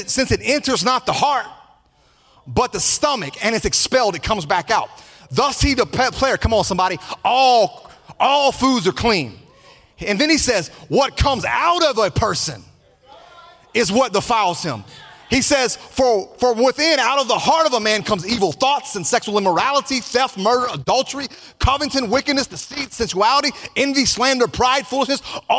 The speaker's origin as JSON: {"language": "English", "country": "United States", "tie": "born or raised there", "said": "I was born with Anglo-Saxon Caucasian roots. I was born in America. That's my heritage. That's my culture."}